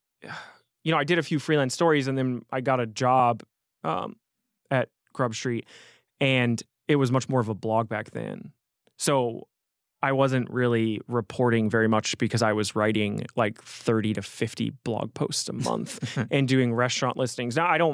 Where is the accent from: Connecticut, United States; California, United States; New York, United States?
Connecticut, United States; New Haven; I grew up in around New Haven, and I was living in the Bronx.